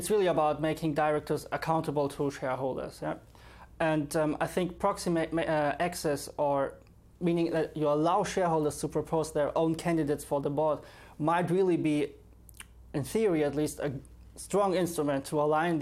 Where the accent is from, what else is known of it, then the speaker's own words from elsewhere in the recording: Germany; moved away as an adult; now in London, United Kingdom; I'm from Germany.